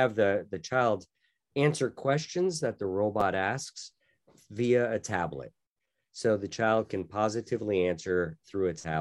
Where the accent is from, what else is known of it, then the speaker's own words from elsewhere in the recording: Wallingford, Connecticut, United States; moved away as an adult; also born or lived in Annapolis, Maryland / Tokyo, Japan; I was born and raised in Wallingford, Connecticut